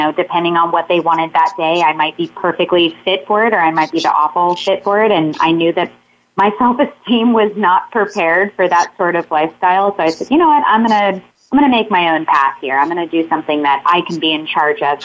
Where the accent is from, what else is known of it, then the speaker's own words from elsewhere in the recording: Sebastian, Florida, United States; moved away as an adult; also born or lived in Tampa, Florida; now in Los Angeles, United States; I am originally from Sebastian, Florida, which is on the East Coast, right in between Jacksonville and Miami.